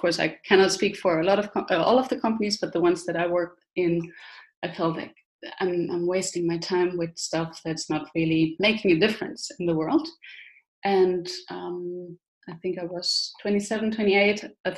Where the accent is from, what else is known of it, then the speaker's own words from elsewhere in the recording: Germany; English is a second language; I'm originally from Germany. I was born and raised there. And with my father working in the army, I moved around every 2 years.